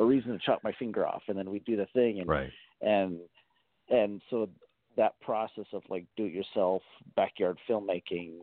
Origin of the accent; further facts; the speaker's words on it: Sonoma County, Northern California, United States; I grew up in Northern California, Sonoma County